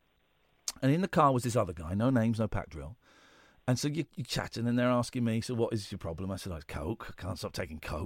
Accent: United Kingdom; We're British

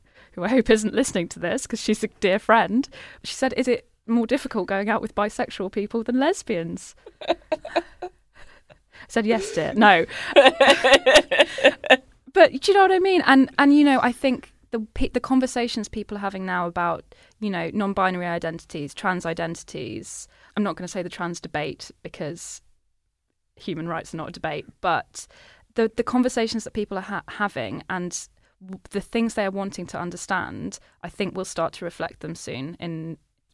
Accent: Norwich, East of England, United Kingdom; growing up, you know, I was watching it from Norwich

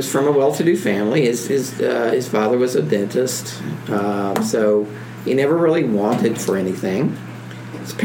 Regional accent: Appalachia, United States; I'm Appalachian. And I was born Appalachian

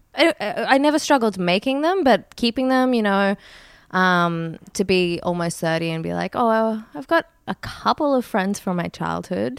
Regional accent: Brisbane, Queensland, Australia; now in Sydney, Australia; I grew up in Brisbane

